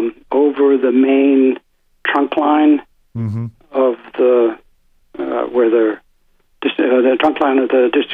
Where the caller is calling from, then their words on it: Raleigh, North Carolina, United States; Hi, Tim and Dave. … from North Raleigh.